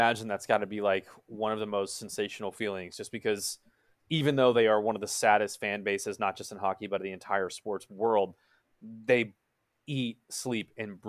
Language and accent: English; Dallas, Texas, United States; I'm from Dallas, Texas